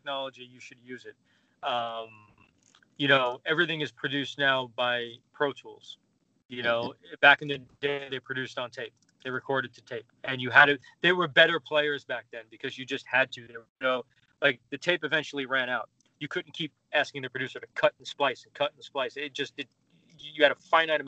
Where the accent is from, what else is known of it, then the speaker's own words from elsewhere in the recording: New York City, New York, United States; I grew up in New York